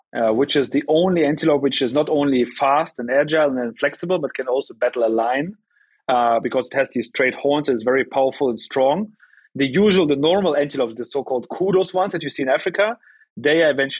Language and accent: English; Germany; also born or lived in Russia; I was born in Russia. I came to Germany when I was 4.